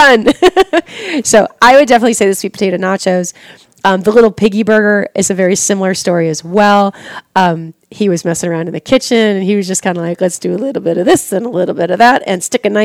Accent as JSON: {"language": "English", "town": "Goshen", "region": "Indiana", "country": "United States", "tie": "born or raised there", "also_born_or_lived": "New England", "lives_now": "Warsaw, United States", "said": "growing up in Goshen"}